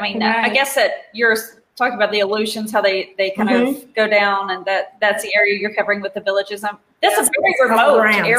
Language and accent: English; Virginia, United States; I grew up in Virginia. I grew up in the mountains.